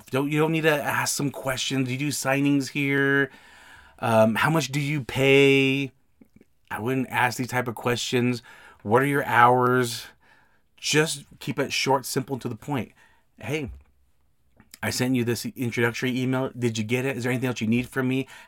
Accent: Salt Lake City, Utah, United States; I'm from the Salt Lake, Utah area.

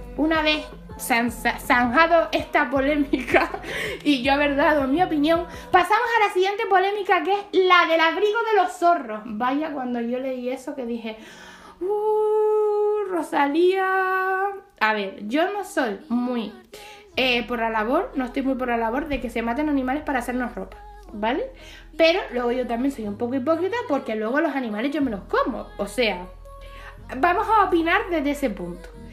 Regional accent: Canary Islands, Spain; yo soy canaria

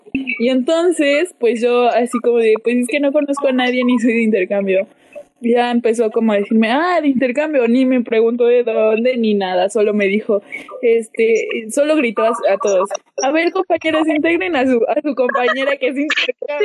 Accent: Teziutlán, Puebla, Mexico; Yo nací en, un municipio, bueno, en en un lugar, en una ciudad pequeña Puebla que se llama Teciutlán. Y aquí pues crecí prácticamente.

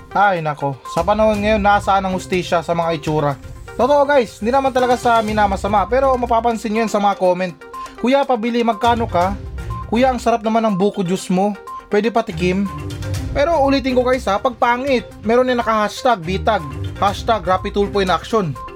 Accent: Philippines; sa atin ngayon sa Pilipinas

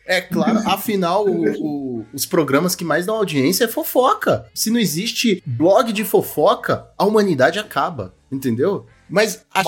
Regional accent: Brazil; eu sou brasileiro

